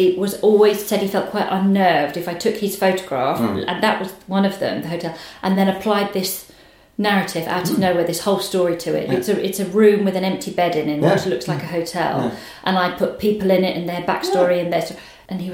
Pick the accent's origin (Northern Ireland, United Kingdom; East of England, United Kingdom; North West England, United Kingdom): East of England, United Kingdom; Suffolk; moved away as an adult; also born or lived in Liverpool; I grew up in Suffolk and then went to university at 18 to Liverpool and basically stayed away for 20 years